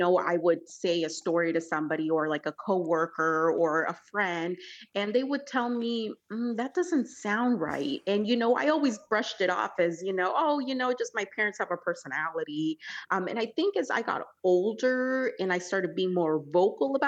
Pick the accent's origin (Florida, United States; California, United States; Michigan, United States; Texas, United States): California, United States; also born or lived in El Salvador; she, her, and I grew up in California.